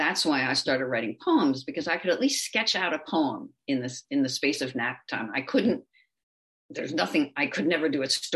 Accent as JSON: {"language": "English", "country": "United States", "also_born_or_lived": "Switzerland / Kansas", "first_language": "English", "moved": "as an adult", "said": "we came back to the States. And one of the things that was really incredible to me was being immersed in my native language again"}